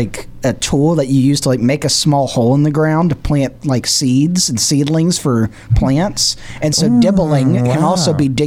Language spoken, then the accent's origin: English; Robertsdale, Alabama, United States; People ask, where are you from? I say Robertsdale, Alabama.